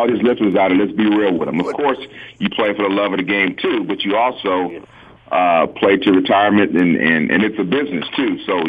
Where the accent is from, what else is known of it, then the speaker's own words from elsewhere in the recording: Oakland, California, United States; now in Atlanta, United States; I'm from Oakland, California. Live here in Atlanta.